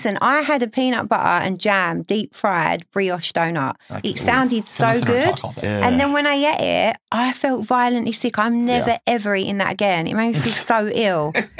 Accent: United Kingdom; moved away; just being British

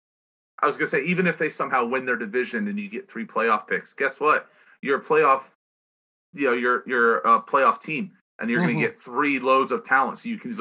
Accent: Philadelphia, Pennsylvania, United States; I tell you what, I'm from Philly, but if I weren't, I'd be a Miami fan right now.

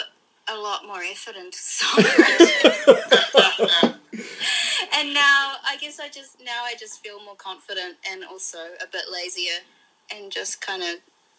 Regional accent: Gisborne, New Zealand; moved away as an adult; This is when I was in my hometown, Gisborne, which is a tiny place in the North Island

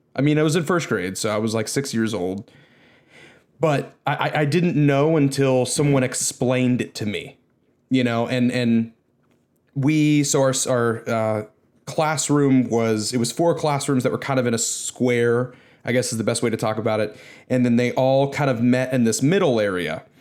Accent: United States; as an American

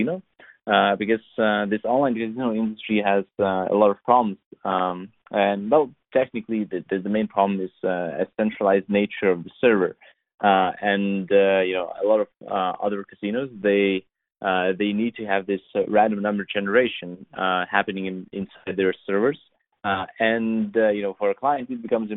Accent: Lithuania; English is a second language; I was born and raised in Europe. So it's like a small country next to Baltic Seas, Vilnius

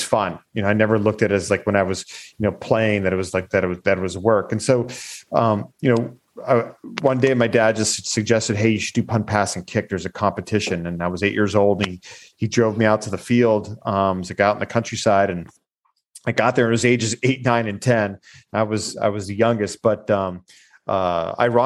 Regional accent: Erie, Pennsylvania, United States; I grew up in Erie, Pennsylvania, which is like right on the lake there in Pennsylvania

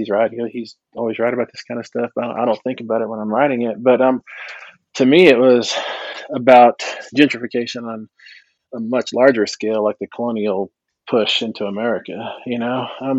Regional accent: Texas, United States; And I was growing up in Texas mostly. And so I was always the only Indian in school.

